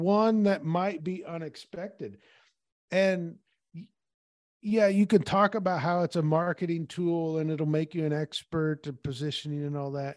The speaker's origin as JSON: {"language": "English", "town": "Peoria", "region": "Illinois", "country": "United States", "tie": "born or raised there", "said": "when I was growing up in Peoria"}